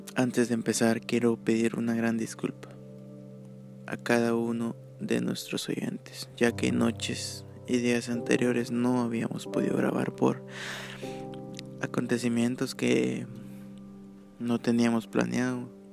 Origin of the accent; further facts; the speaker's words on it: Guatemala; yo soy de Guatemala.